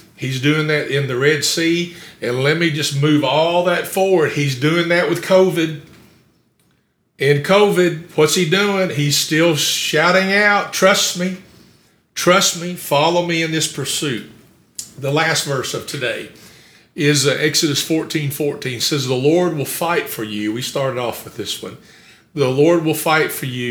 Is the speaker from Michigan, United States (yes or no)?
no; Campbellsville, Kentucky, United States; also born or lived in Summersville, Kentucky; I grew up in a little town called Somersville before we moved to Campbellsville